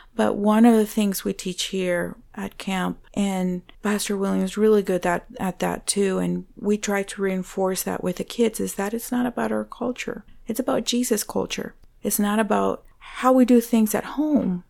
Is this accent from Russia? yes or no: no; Venezuela; English is a second language; now in United States; I was born in Venezuela, uh, to Christian parents.